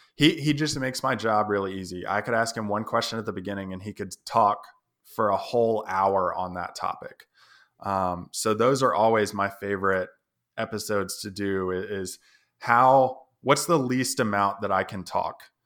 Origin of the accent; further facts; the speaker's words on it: Tennessee, United States; I'm from Tennessee, just visiting out here